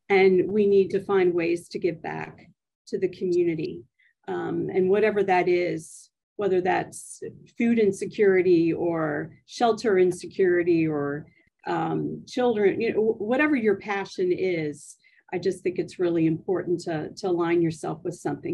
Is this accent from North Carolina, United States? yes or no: no; Maryland, United States; I'm originally from Maryland.